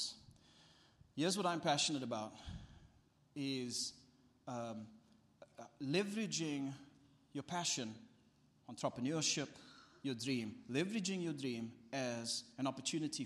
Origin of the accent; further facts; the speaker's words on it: South Africa; my family and my life as a South African